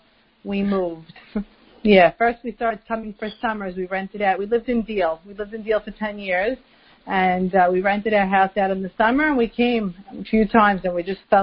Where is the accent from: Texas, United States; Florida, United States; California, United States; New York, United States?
New York, United States; New York City; moved away as an adult; also born or lived in Deal, New Jersey; now in Israel; So, I'm originally from Brooklyn. I grew up in Brooklyn. I went to Yeshiva Flatbush.